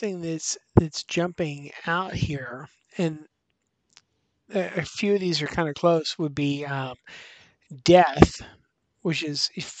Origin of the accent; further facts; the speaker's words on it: Pittsburgh, Pennsylvania, United States; it's live in my hometown.